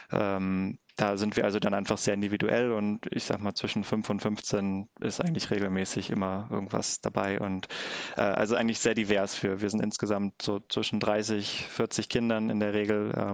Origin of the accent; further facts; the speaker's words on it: Clausthal, Lower Saxony, Germany; bin aber seit ja, 15 Jahren ungefähr in meiner Heimat in Klausthal ehrenamtlich aktiv